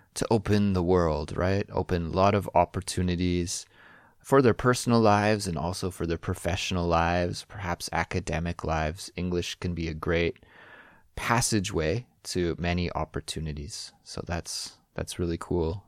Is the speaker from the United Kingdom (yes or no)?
no; British Columbia, Canada; moved away as an adult; now in Korea; my hometown in Canada